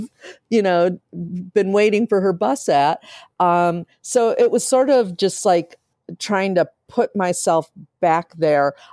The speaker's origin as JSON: {"language": "English", "town": "Akron", "region": "Ohio", "country": "United States", "tie": "born or raised there", "moved": "yes", "lives_now": "Chicago, United States", "said": "I grew up in Akron, Ohio"}